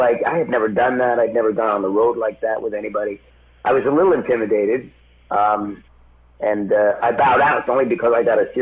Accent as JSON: {"language": "English", "town": "Philadelphia", "region": "Pennsylvania", "country": "United States", "tie": "born or raised there", "moved": "yes", "lives_now": "Los Angeles, United States", "said": "I grew up in Philadelphia area"}